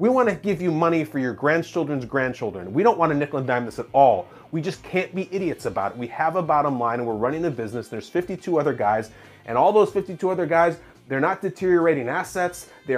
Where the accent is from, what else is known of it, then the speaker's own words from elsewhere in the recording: Chicago suburbs, Illinois, United States; I was growing up in Chicago suburbs